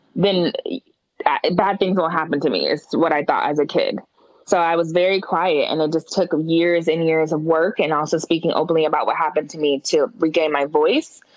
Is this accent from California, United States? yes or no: yes; Oakland, California, United States; moved away as an adult; also born or lived in Berkeley / San Francisco; now in Atlanta, United States; I was born in Berkeley, raised in Oakland started college in San Francisco and then moved to Atlanta in 2009.